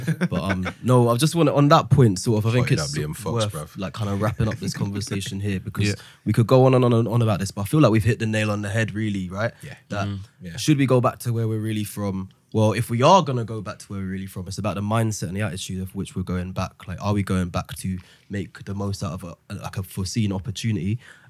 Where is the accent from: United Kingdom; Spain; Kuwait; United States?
United Kingdom; London; born there; I'm smart, I was born in London